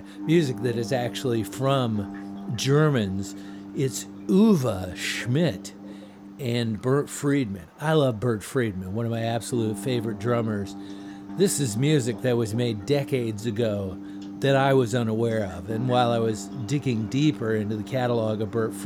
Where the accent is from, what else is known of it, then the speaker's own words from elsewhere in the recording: Washington, District of Columbia, United States; I am one of the rare people who actually grew up around here.